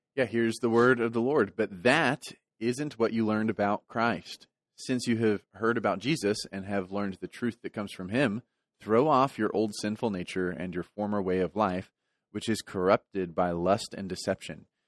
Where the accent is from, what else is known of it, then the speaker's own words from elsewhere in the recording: Texas, United States; moved away; I'm from Texas.